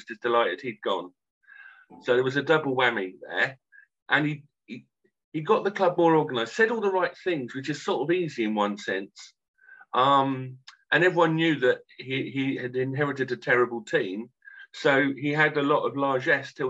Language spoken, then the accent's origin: English; Canterbury, South East England, United Kingdom; I'm from Canterbury